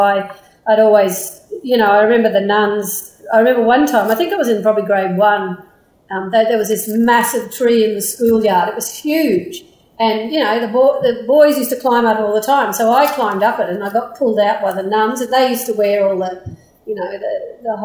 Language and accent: English; Brisbane, Queensland, Australia; I grew up here in Meanjin, so on the north side of known as Brisbane or Brisvegas